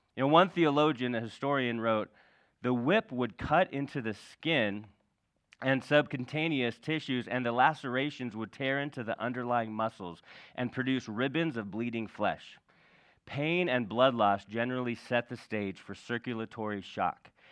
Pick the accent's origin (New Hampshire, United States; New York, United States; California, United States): California, United States; we grew up in California